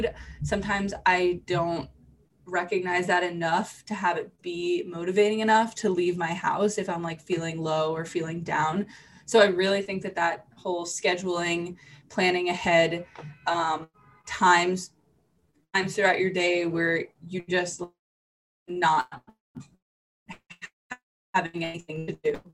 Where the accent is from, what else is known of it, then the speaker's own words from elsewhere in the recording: north of Boston, Massachusetts, United States; moved away as an adult; now in San Diego, United States; I grew up just north of Boston